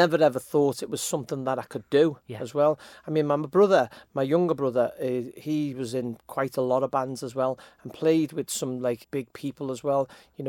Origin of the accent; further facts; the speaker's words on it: Liverpool, North West England, United Kingdom; Quite aware, to be honest with you. I mean, I've got many brothers, always music getting played in the house